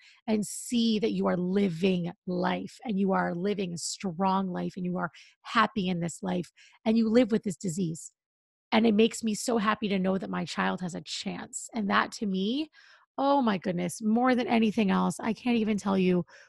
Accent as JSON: {"language": "English", "town": "Seattle", "region": "Washington", "country": "United States", "tie": "born or raised there", "also_born_or_lived": "New York City", "moved": "as an adult", "said": "I grew up in Seattle"}